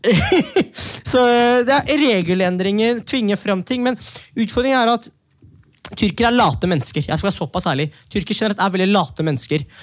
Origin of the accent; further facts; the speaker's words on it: Manisa, Turkey; also born or lived in Norway; now in Oslo, Norway; Ja, jeg er jo fra Manisa